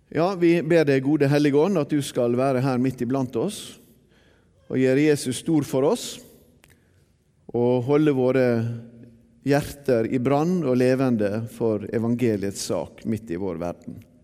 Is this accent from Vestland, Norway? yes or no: yes; Bergen, Vestland, Norway; also born or lived in Sunnmøre; Da jeg vokste opp eh, her i Bergen på 1960-tallet